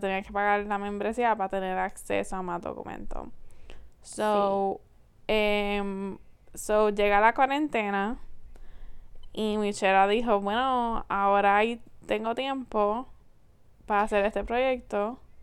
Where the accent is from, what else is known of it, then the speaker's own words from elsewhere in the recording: Puerto Rico; nosotros somos la quinta generación de estar en Puerto Rico